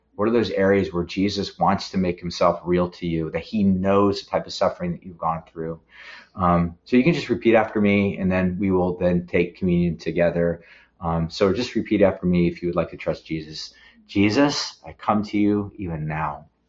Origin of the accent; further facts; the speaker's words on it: San Luis Obispo, California, United States; we're Californians. Uh, we're from San Luis Obispo